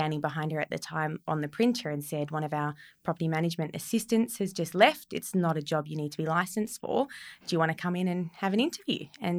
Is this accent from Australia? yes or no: yes; Bruny Island, Tasmania, Australia; for my early childhood years, I grew up on Bruny Island, which is in the very southern end of Tasmania.